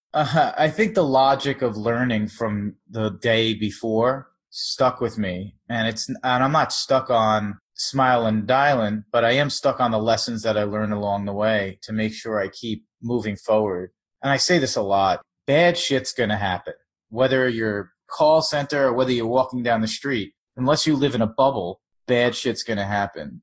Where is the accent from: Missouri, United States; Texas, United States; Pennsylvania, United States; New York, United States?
New York, United States; Long Island; also born or lived in South Florida; now in New York City, United States; I'm from New York. I'm sort of bridge and tunnel. I'm from Long Island, but I've lived in the city pretty much my whole adult life